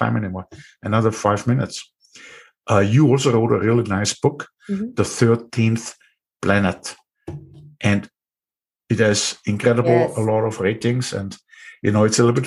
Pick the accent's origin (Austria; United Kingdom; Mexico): Austria; accent: Austrian; English is a second language; my Austrian accent